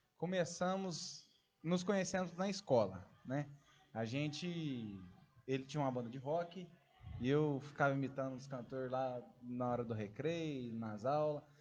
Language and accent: Portuguese; São Sebastião do Paraíso, Minas Gerais, Brazil; E nós somos do interior de Minas Gerais, né? Próximo da cidade do nosso parceiro aí, Ribeirão Preto. Mas São Sebastião do Paraíso